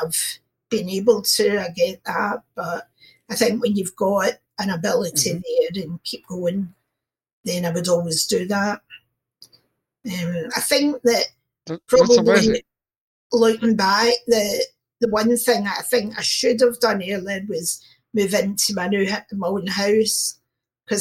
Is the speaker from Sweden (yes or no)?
no; Glasgow, Scotland, United Kingdom; I'm from Glasgow in Scotland.